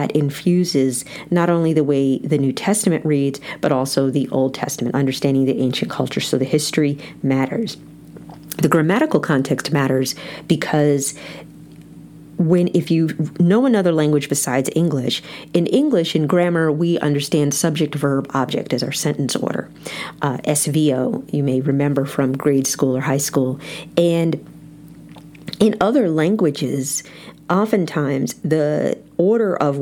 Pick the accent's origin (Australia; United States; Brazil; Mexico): United States; as American Christians